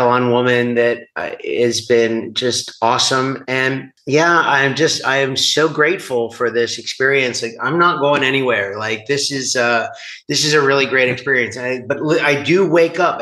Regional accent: United States

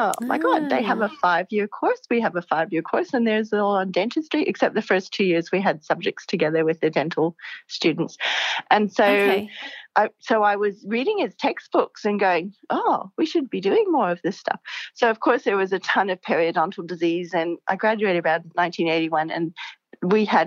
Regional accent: Hawaii, United States; also born or lived in California; now in Brisbane, Australia; I grew up in Hawaii

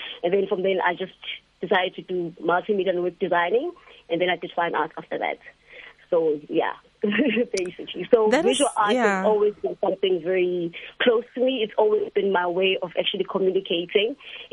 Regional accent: Durban, KwaZulu-Natal, South Africa; I grew up moving around and experiencing Durban in different ways

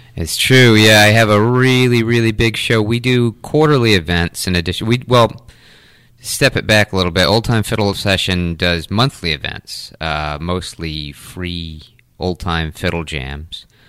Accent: Taunton, Massachusetts, United States; also born or lived in North Carolina; now in New Bedford, United States; I grew up in Taunton, uh, right in the center of Taunton. Uh, lived there until I left for college

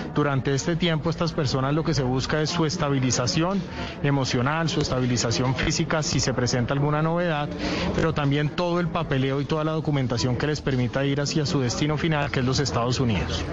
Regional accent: Colombia; como colombianos

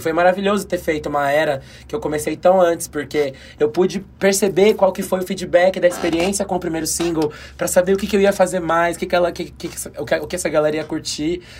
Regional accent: São Paulo, Brazil; o lugar de onde eu vim, a Zona Leste de São Paulo

